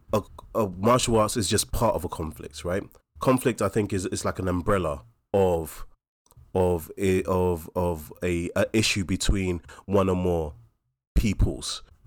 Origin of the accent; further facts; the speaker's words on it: London, United Kingdom; we're from New Cross and Deptford, we're local